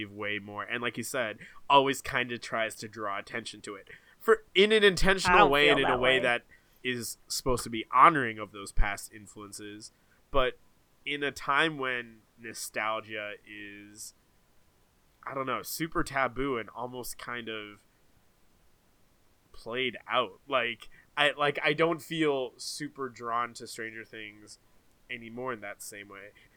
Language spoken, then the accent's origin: English; Toronto, Ontario, Canada; Toronto, my hometown